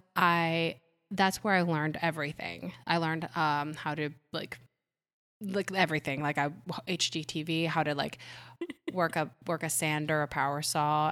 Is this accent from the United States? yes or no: yes; Ohio, United States; English is a second language; also born or lived in Puerto Rico; I was born in Puerto Rico, lived there till I was eight, and then we moved to Ohio